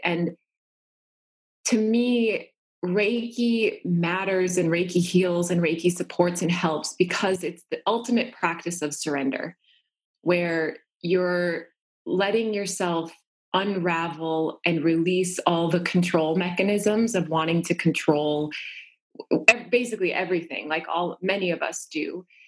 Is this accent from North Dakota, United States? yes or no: yes; North Dakota, United States; I grew up in North Dakota